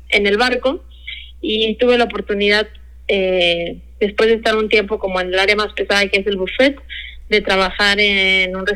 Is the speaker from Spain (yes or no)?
no; Guadalajara, Jalisco, Mexico; yo soy tapatía, soy de aquí de ah, Guadalajara, Jalisco, y tengo 29 años ahorita, recién cumplido.